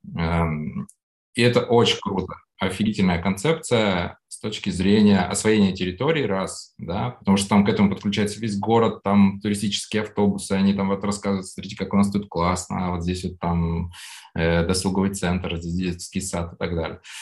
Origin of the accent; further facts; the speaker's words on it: Urals, Russia; moved away; also born or lived in Saint Petersburg; я еще там с Урала, я там руками постоянно что-то делал, э, жил там за городом с папой